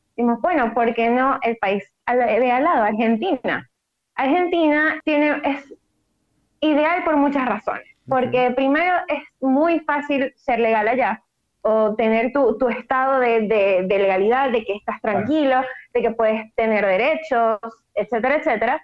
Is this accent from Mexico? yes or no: no; Maracaibo, Zulia, Venezuela; soy de Maracaibo, Venezuela, maracucha de corazón